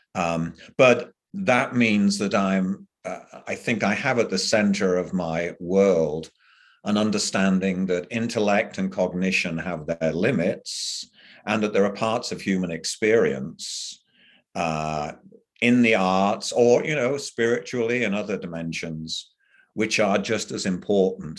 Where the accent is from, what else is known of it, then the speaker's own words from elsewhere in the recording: England, United Kingdom; moved away; I grew up in England